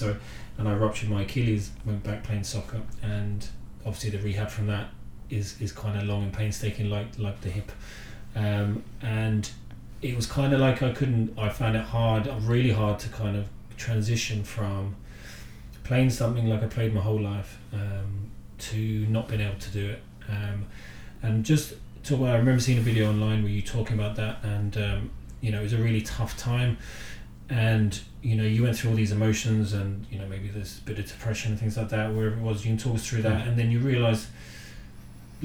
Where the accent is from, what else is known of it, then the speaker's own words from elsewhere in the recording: Cambridge, East of England, United Kingdom; moved away as an adult; also born or lived in Galway, Ireland; now in Kerry, Ireland; I grew up in England, in Cambridge, moved over when I was about 24 to Galway